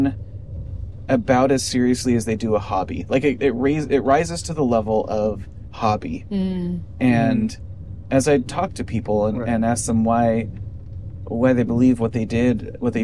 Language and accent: English; United States; as an American